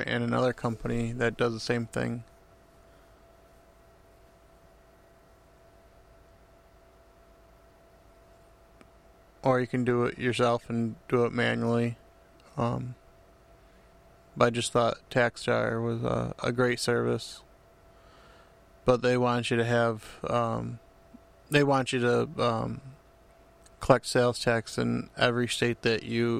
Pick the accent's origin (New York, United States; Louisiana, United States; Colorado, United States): New York, United States; I'm from New York